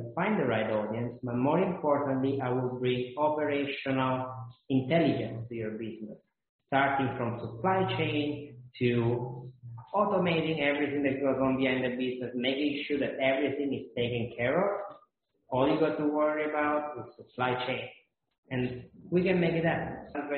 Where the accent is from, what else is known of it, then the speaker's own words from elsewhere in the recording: Italy; moved away as an adult; also born or lived in Boston; I'm not American. I didn't live in America, and I was going to school in Italy for my bachelor